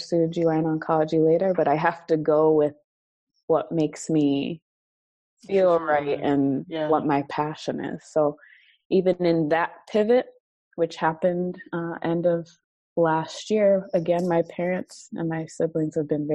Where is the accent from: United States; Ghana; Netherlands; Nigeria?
Nigeria; being Nigerian